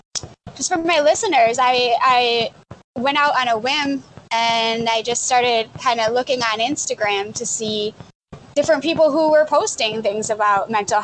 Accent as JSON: {"language": "English", "town": "Scranton", "region": "Pennsylvania", "country": "United States", "said": "And I'm from Scranton."}